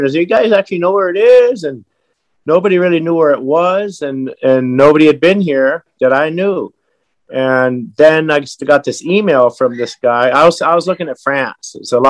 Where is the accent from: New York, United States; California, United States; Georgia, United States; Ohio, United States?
California, United States; also born or lived in Pittsfield, Massachusetts / Hawaii / Japan; Well, I was born in Pittsfield, Massachusetts. We moved straight to Berkeley, California, Sonoma County, where all the good wine comes from, and then Hawaii for the last 50 years.